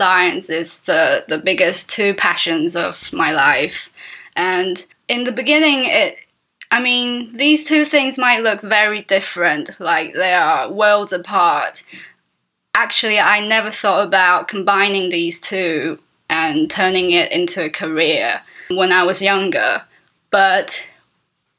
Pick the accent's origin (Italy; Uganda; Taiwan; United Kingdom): Taiwan; I'm an illustrator from Taiwan.